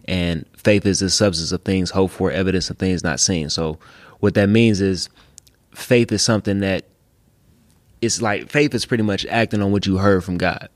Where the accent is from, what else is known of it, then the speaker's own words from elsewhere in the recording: Detroit, Michigan, United States; west side of Detroit